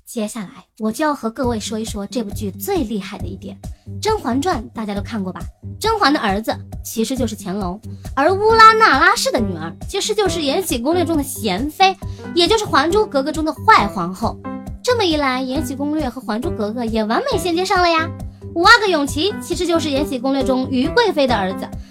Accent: China; 我们中国人

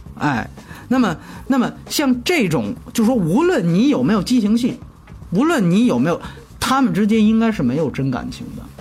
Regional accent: China; 反正我们中国人看，尤其是内地人看

